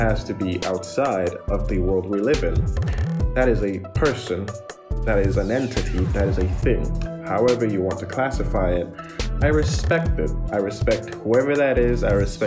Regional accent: Nigeria; moved away; also born or lived in Athens, Greece; I'm from Nigeria, born and raised. Although I did live outside Nigeria for a while. I schooled in Athens, Greece.

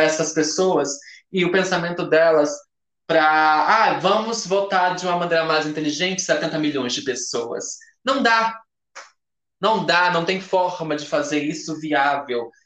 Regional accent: Northeast Region, Brazil; Nós viemos do Nordeste

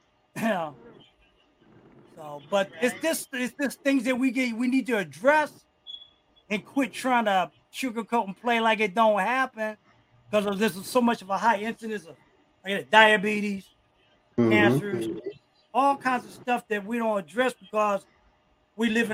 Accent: East Coast, United States; also born or lived in New Jersey / New York / Los Angeles; now in Ohio, United States; I was raised on the East Coast. I'll never say pop.

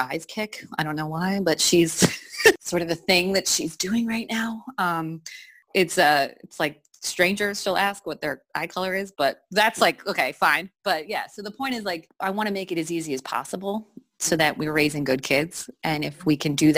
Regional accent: Wayne, New Jersey, United States; moved away; also born or lived in Philadelphia; I grew up in Wayne, New Jersey

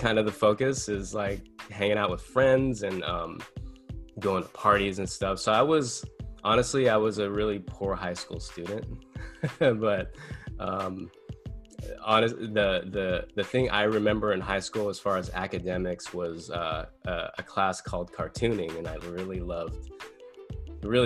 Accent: San Dimas, California, United States; also born or lived in Los Angeles; I grew up in a little town called San Dimas.

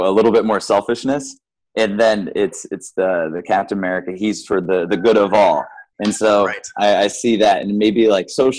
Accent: Midwest, United States; born and raised in the Midwest

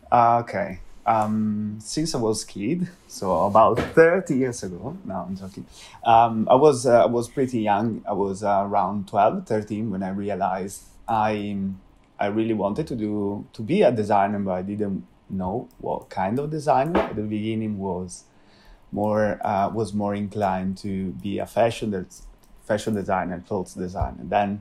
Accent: Italy; English is a second language; moved away as an adult; now in London, United Kingdom; But when I had the possibility to start an internship here in London, so I moved from Italy to London.

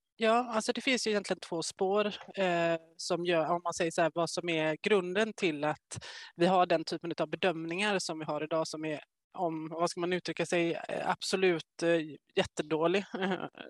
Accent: Gothenburg, Västra Götaland, Sweden; jag är från Göteborg

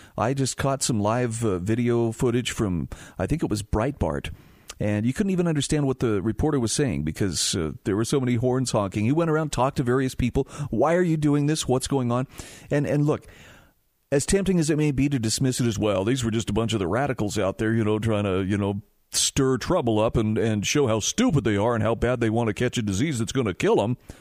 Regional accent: Utah, United States; my home state of Utah

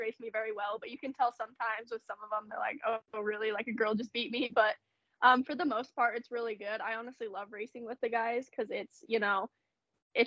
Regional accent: Riverton, United States; I'm 18. I'm from Riverton.

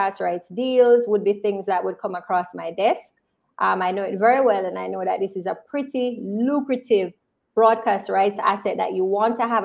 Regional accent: Spanish Town, Jamaica; Big up Spanish Town. I'm from Insom City

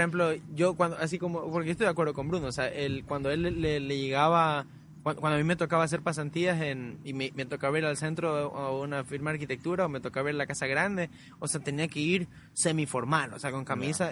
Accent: Guayaquil, Guayas, Ecuador; moved away; also born or lived in Vermont, United States; cuando yo crecí en Alborada

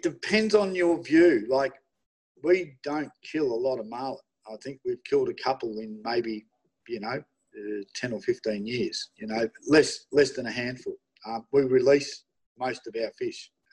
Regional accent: Melbourne, Victoria, Australia; I'm from Melbourne.

